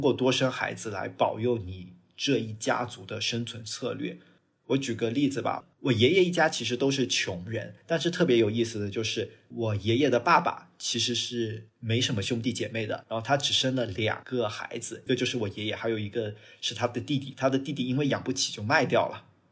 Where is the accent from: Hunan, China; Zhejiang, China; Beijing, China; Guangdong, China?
Guangdong, China; Shantou; 我祖籍是潮汕，也是我爷爷退休之后，我们大概是在我幼儿园的时期，我们全家才回到潮汕去生活，以及我父亲才回到潮汕去工作。所以我其实是既有土生土长的潮汕人，但是某种意义上来说，我可能也是一个旁观者或者说一个观察者的角色去看，就重新怎么去融入这个潮汕的这个社会